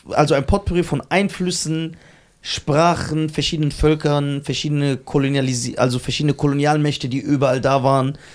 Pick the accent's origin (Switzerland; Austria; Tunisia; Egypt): Tunisia; Äh, in Tunesien gibt es ja keine Berber mehr. Also so ein Prozent. Dann sind wir Araber.